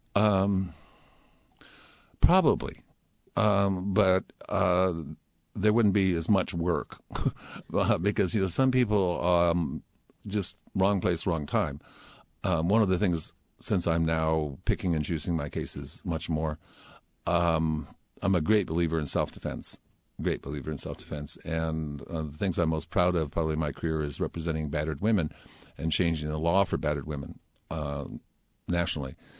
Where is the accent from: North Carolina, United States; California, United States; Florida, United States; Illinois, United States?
California, United States; Palo Alto; moved away as an adult; also born or lived in Oak Ridge, Tennessee; now in Seattle, United States; I was very fortunate to have my high school years in Palo Alto.